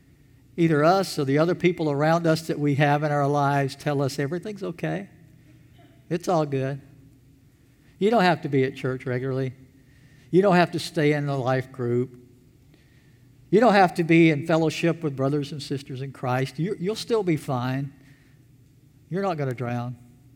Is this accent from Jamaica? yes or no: no; Elberton, Georgia, United States; When I was a teenager, I worked for the town that I grew up in Elberton, Georgia